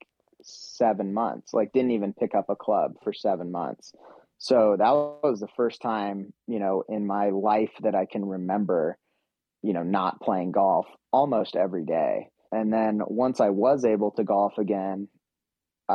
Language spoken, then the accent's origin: English; Utah, United States; my home state